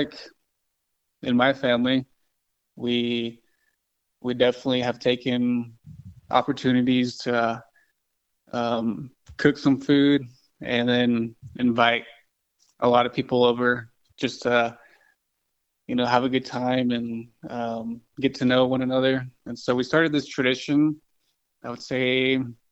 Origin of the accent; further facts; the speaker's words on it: Kirtland, New Mexico, United States; I'm from Kirtland, New Mexico.